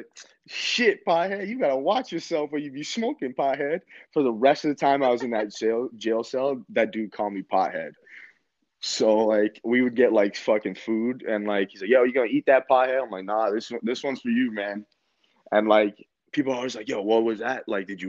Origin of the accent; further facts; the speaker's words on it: Canada; I'm from Canada. The phone's not letting me fucking call home.